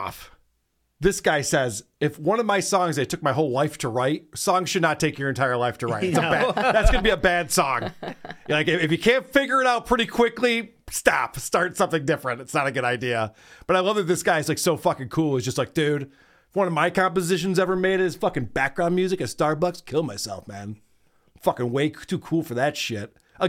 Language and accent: English; Nashville, Tennessee, United States; People might like shit music where you're from, but I'm from Nashville.